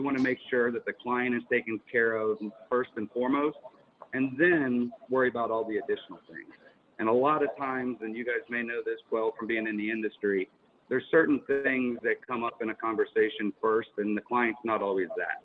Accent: Pittsburgh, Pennsylvania, United States; moved away; also born or lived in California; I'm originally from Pittsburgh

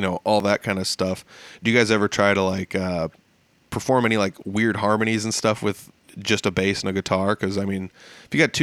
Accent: Humboldt, Iowa, United States; We played up in Humboldt, which is my hometown

